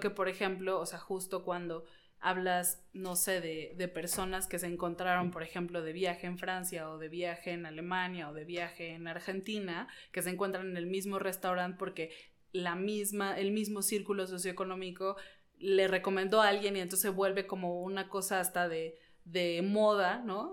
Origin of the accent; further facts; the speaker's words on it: Mexico City, Mexico; las ciudades que vivimos los mexicanos CDMXenses